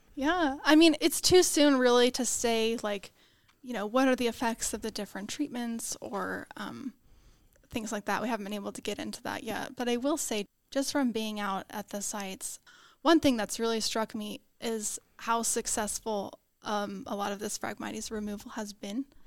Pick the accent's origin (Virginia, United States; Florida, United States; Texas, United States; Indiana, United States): Texas, United States; Houston; I grew up in Houston, Texas